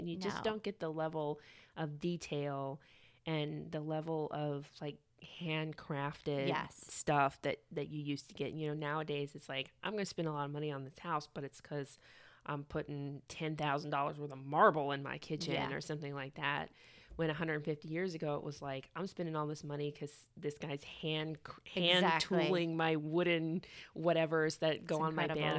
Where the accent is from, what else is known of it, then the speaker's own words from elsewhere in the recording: Atlanta, Georgia, United States; And I'm from originally from Atlanta.